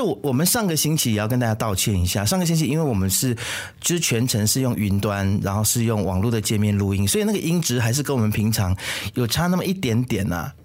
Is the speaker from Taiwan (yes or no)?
no; Malaysia; 我们马来西亚人